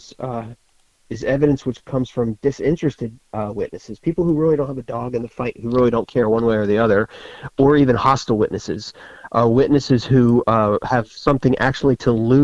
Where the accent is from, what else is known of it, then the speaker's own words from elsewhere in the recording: the North, United States; now in Florida, United States; I grew up in the north